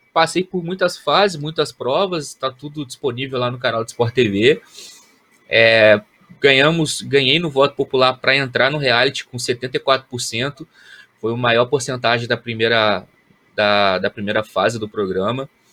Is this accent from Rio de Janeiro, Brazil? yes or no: yes; Volta Redonda, Rio de Janeiro, Brazil; nas divisões de base do time do Volta Redonda, lá na minha cidade, no Voltaço